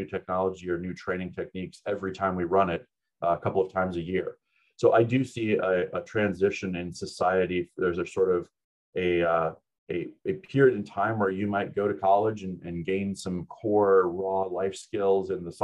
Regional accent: United States; also born or lived in New Zealand; being an American

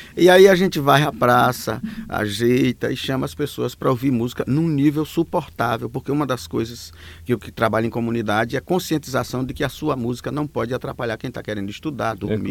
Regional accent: Alagoas, Brazil; moved away; also born or lived in São Paulo; eu sou das Alagoas, vivi um bom tempo em São Paulo

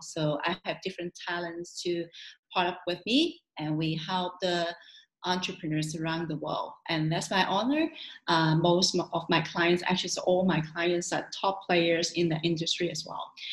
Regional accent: Hong Kong; Hong Kong, my hometown

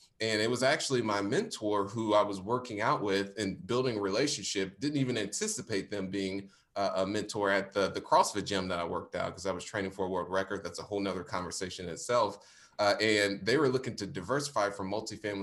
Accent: Indianapolis, Indiana, United States; based in Indianapolis, Indiana, born and raised

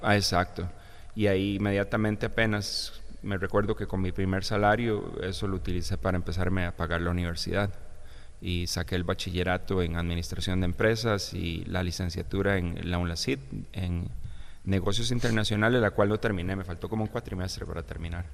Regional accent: Hatillo, San José, Costa Rica; moved away as an adult; now in United States; viví aquí prácticamente 33, 34 años en Costa Rica. Eh, soy de Atillo, ahí me crié, ahí crecí

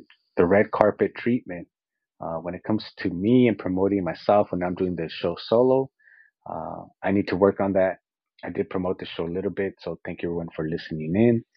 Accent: Azusa, California, United States; Azusa, my hometown

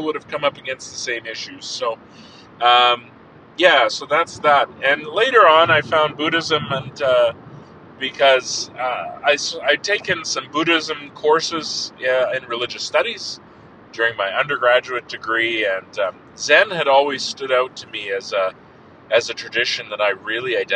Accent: Lethbridge, Alberta, Canada; moved back to my hometown of Lethbridge, what I consider my hometown of Lethbridge

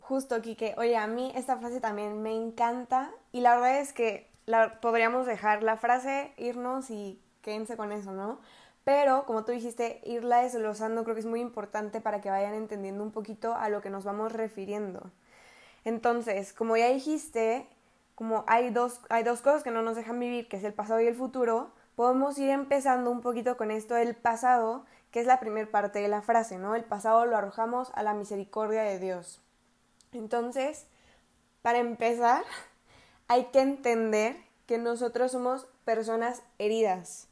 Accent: Querétaro, Mexico; also born or lived in El Salvador / Costa Rica; soy de Querétaro

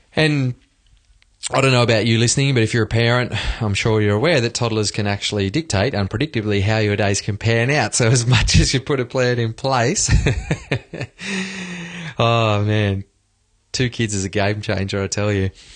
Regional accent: Australia; moved away as an adult; now in Sweden; speaking from Sweden as an Aussie

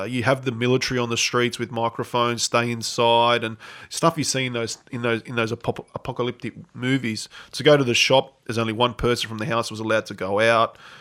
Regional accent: Australia; moved away as an adult; also born or lived in Adelaide / Barcelona; I'm this Australian coach

